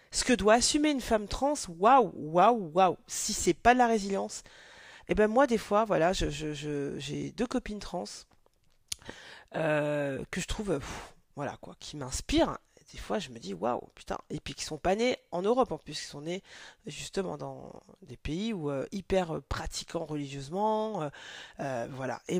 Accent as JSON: {"language": "French", "country": "Mali", "said": "je suis originaire du Mali"}